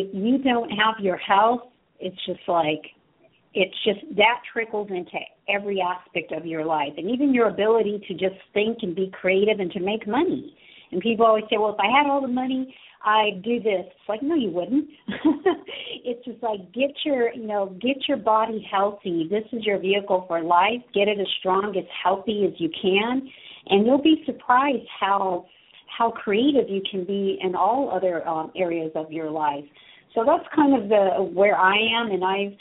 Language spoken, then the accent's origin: English; Southern California, United States; I was born and raised in here in Southern California